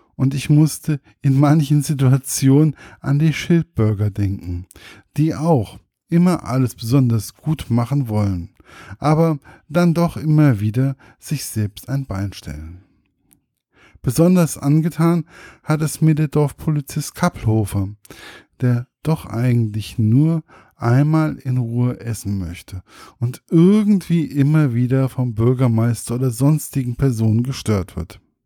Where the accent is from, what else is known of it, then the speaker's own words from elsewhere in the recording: Germany; Als Deutscher